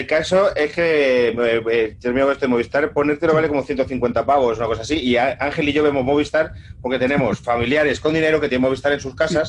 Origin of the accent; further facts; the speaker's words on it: Castile and León, Spain; soy castellano leonés